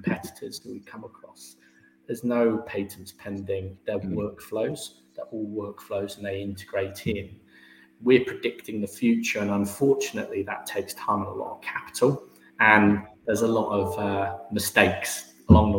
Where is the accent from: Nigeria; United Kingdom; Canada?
United Kingdom; Herefordshire, West Midlands; moved away as an adult; now in London, United Kingdom; I'm from Herefordshire. We're quite an agricultural county